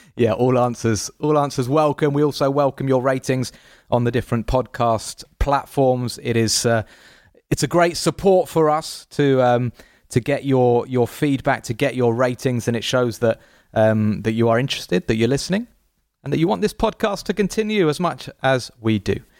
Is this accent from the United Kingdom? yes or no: yes; England, United Kingdom; us Englishmen